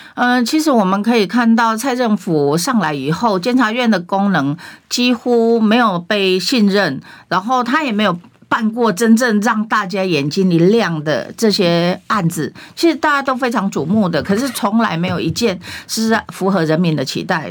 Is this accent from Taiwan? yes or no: yes; Taiwan; 我们台湾人民